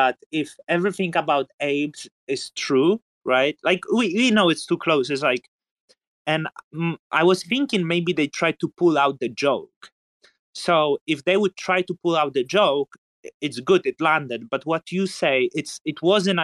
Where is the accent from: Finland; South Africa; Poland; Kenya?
Poland; growing up in Poland